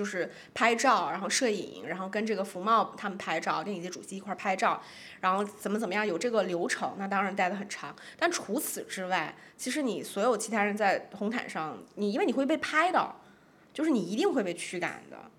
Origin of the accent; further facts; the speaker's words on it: China; 然后我觉得就作为中国人，我看的那几部片子，我就会觉得有点落寞。就想说我们中国的片子